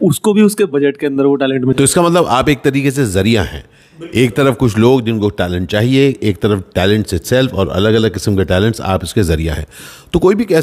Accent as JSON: {"language": "Hindi", "region": "Delhi", "country": "India", "said": "क्योंकि मैं मैं भी दिल्ली से आया फिर मुंबई पहुंचा मुंबई से फिर अलग अलग शहर कस्बे में घूम घूम के मैंने काम किया है"}